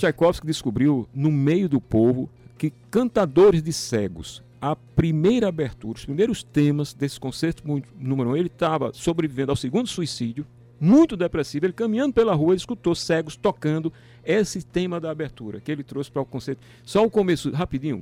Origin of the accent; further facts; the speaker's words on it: Natal, Rio Grande do Norte, Brazil; moved away; also born or lived in Paraíba; Nasci em Natal